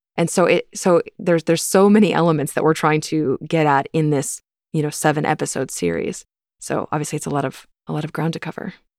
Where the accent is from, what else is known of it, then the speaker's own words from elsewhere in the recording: Topeka, Kansas, United States; I grew up in the Westboro Baptist Church. You know, I was born and raised there